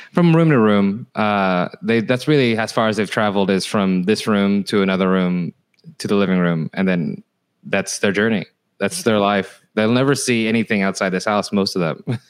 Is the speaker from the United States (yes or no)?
yes; Fresno, California, United States; the elementary school was Fresno, California